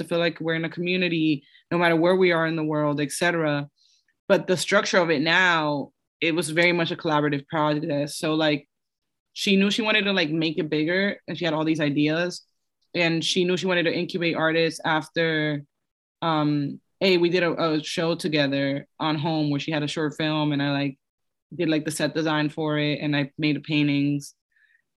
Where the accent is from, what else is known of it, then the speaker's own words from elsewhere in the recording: New York, United States; also born or lived in Dominican Republic / Los Angeles; I'm from New York